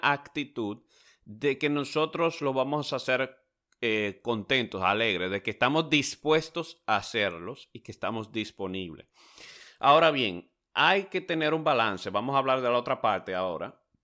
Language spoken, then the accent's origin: Spanish; Dominican Republic; now in United States; en mi país, en República Dominicana